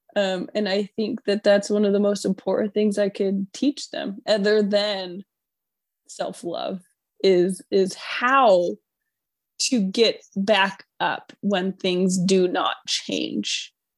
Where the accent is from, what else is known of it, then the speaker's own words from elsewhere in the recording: New York, United States; moved away; I'm from New York